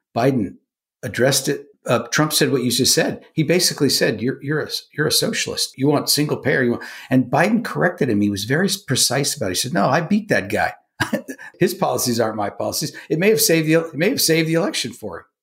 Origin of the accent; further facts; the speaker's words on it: California, United States; California, which is my home state.